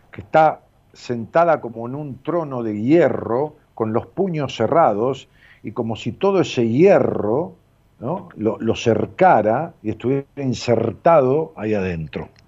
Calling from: Neuquén, Argentina; Yo soy de Neuquén Capital.

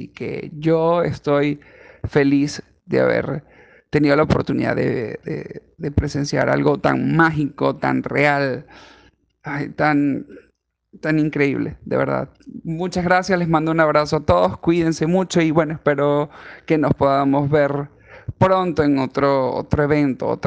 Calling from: Lima, Peru; yo estoy en Lima, Perú.

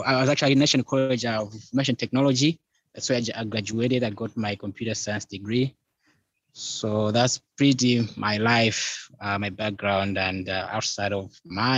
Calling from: Malawi; Joanne, I'm actually based in Malawi, Southern Africa.

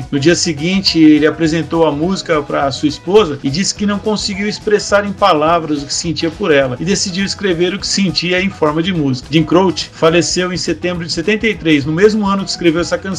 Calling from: Mauá, São Paulo, Brazil

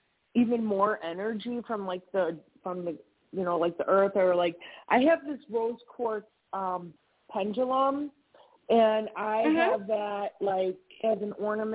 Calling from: Wisconsin, United States; I'm in Wisconsin.

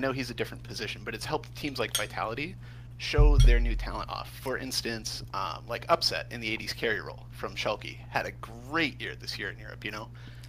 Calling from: Flint, Michigan, United States; I'm calling from Flint, Michigan.

